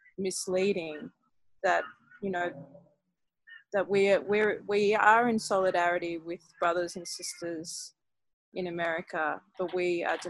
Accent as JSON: {"language": "English", "country": "Australia"}